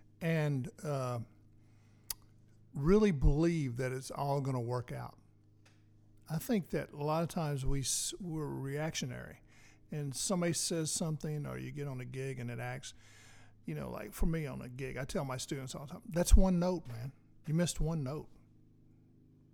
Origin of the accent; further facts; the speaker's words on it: Nashville, Tennessee, United States; now in Clarksville, United States; Growing up in East Nashville